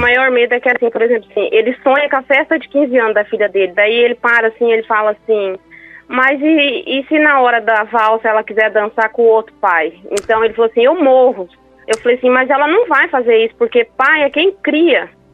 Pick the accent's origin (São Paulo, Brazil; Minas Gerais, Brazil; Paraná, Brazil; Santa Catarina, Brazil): Paraná, Brazil; now in Amambai, Brazil; eu moro hoje em Amambai, mas nós somos do Paraná